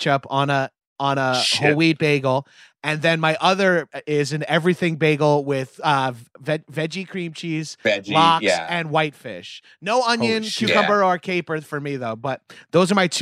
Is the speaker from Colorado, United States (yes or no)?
no; Long Island, New York, United States; I'm from Long Island